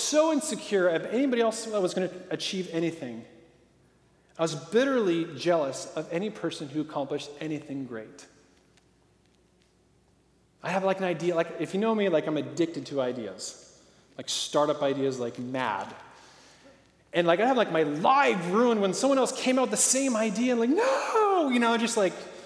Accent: Portland, Oregon, United States; I grew up in Portland, Oregon

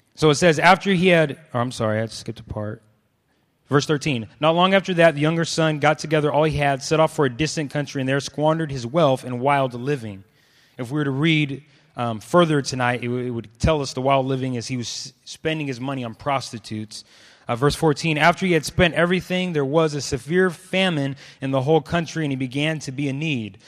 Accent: Clovis, California, United States; also born or lived in Los Angeles; I grew up in Clovis, um, and was the only one of, of my dark skin there.

